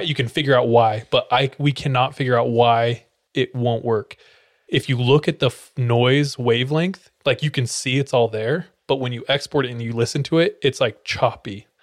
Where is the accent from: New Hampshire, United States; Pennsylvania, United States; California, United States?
California, United States; moved away; originally from California